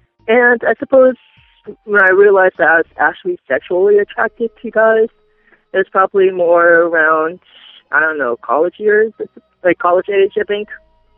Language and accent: English; Maryland, United States; born or raised there